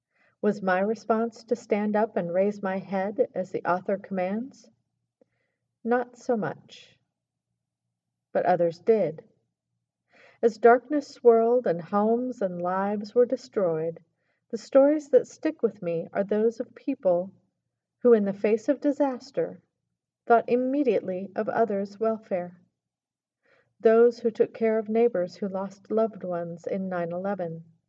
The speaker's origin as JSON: {"language": "English", "region": "Arkansas", "country": "United States", "tie": "born or raised there", "also_born_or_lived": "Baltimore", "moved": "yes", "said": "growing up in Arkansas."}